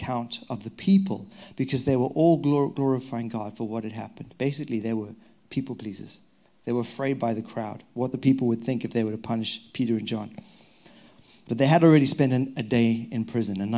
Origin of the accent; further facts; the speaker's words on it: Zimbabwe; now in England; I'm untrained and illiterate young boy from the back end of Zimbabwe, Africa.